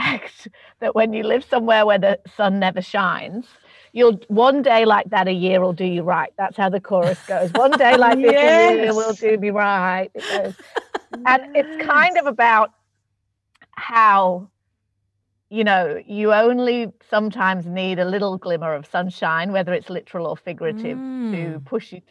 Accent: Manchester, North West England, United Kingdom; moved away as an adult; now in Melbourne, Australia; I'm from Manchester in England

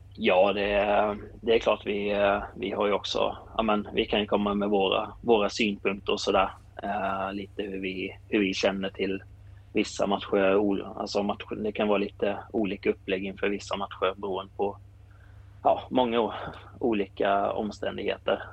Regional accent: Kallinge, Blekinge, Sweden; jag är från eh, eh, Kallinge

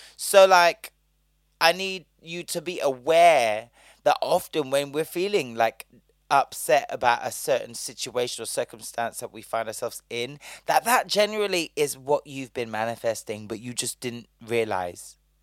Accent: Bristol, South West England, United Kingdom; now in London, United Kingdom; I'm from Bristol.

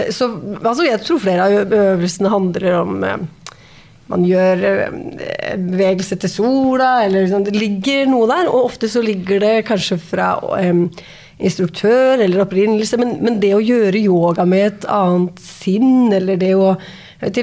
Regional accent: Skien, Telemark, Norway; jeg er fra Skien

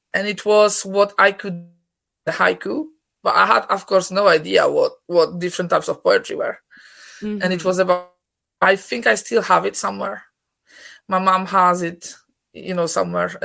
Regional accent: Poland; English is a second language; moved away as an adult; now in Scotland, United Kingdom; I'm originally from Poland, Scotland for the last 17 years

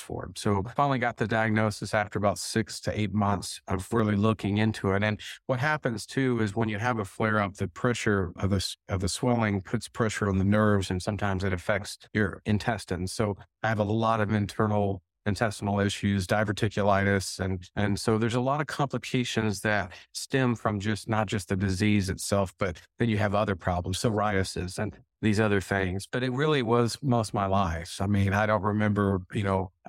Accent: Texas, United States; I grew up in Texas

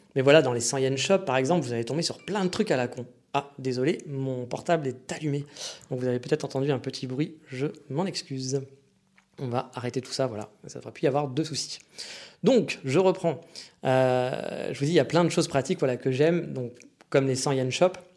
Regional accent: France; accent: French; moved away; also born or lived in Japan; malgré mon accent avec lequel on m'identifie au bout de 4 millisecondes, en tant que Français

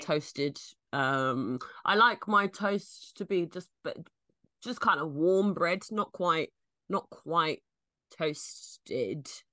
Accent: London, United Kingdom; I'm from London

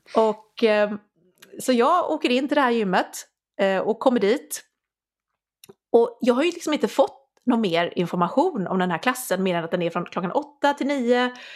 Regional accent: Sweden; moved away as an adult; also born or lived in London / Scotland; jag är från Sverige

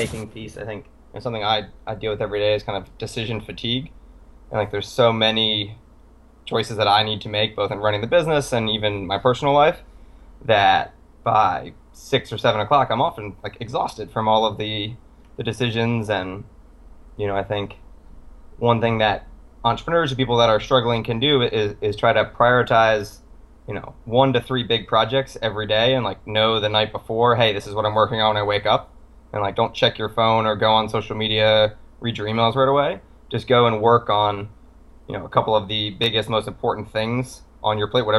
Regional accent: Ireland; I'm a small, pale Irish man.

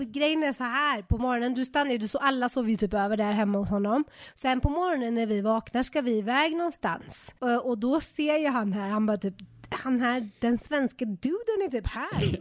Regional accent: Uddevalla, Västra Götaland, Sweden; moved away; Jag är från, eh, den stora metropoly town of Uddevalla

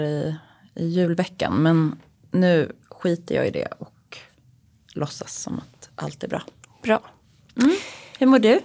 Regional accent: Uppsala, Uppsala County, Sweden; moved away; jag kommer ju från Uppsala

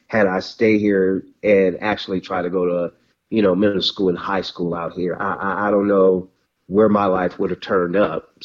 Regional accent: Mobile, Alabama, United States; moved away as an adult; now in Compton, United States; raised in Mobile, Alabama

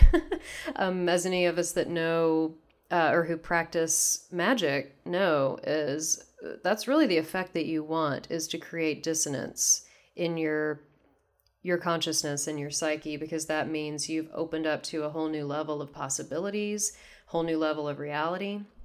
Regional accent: Texas, United States; moved away as an adult; now in Seattle, United States; I'm from Texas originally, so this is, uh, back in Texas. and I'm in Seattle currently

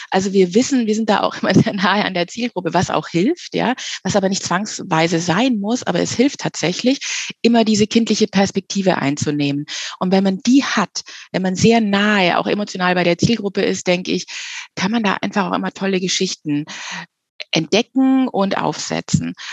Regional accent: Munich, Bavaria, Germany; wir sind aus München, ja, und was liegt da näher als eine richtig genuin ehrliche äh, Hörspielreihe zu machen über die Kaderschmiede beim FC Bayern.

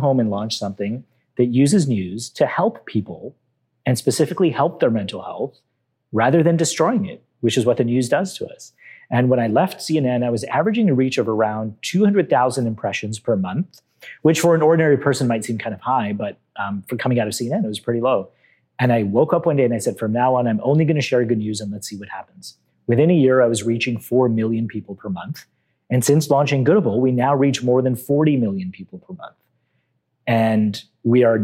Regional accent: Canada; I'm Canadian. I was born and raised here

